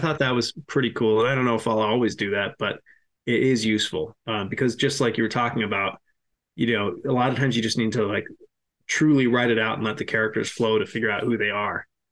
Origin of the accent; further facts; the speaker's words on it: Massachusetts, United States; I'm from Massachusetts